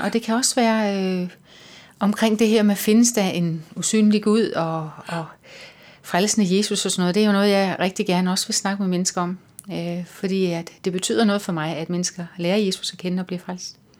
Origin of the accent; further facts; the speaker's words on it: Lolland-Falster, Zealand, Denmark; now in Copenhagen, Denmark; Jeg kommer fra Lolland Falster